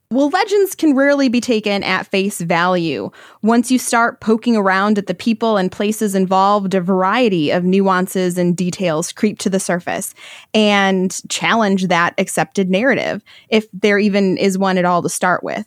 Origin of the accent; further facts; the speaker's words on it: Michigan, United States; I'm from Michigan